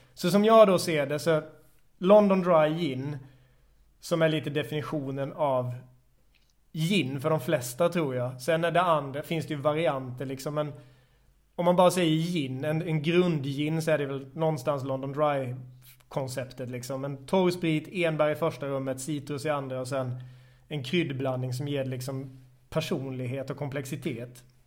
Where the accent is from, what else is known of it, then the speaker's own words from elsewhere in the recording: Växjö, Kronoberg County, Sweden; moved away as an adult; also born or lived in Malmö; now in Stockholm, Sweden; i Växjö i Småland där jag kommer ifrån